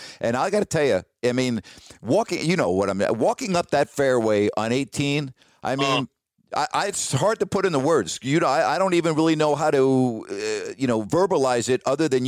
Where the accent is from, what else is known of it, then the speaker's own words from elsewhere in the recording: New York, United States; me being the New Yorker